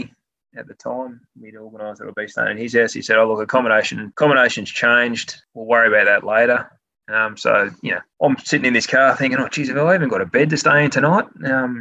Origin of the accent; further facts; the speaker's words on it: Australia; moved away; I'm the Aussie